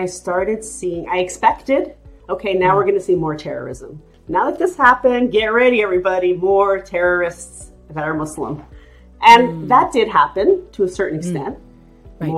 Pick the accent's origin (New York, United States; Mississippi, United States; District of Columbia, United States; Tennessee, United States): New York, United States; we grew up in New York, which is a multicultural city